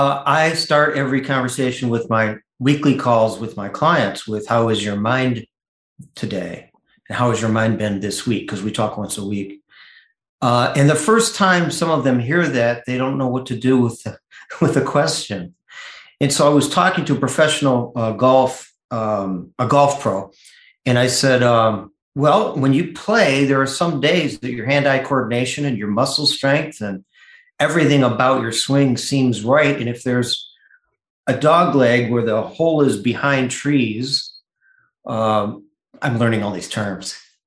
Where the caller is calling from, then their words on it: Grosse Ile, Michigan, United States; A little island called Gros Isle, Michigan, between Michigan and Canada at the top of Lake Erie.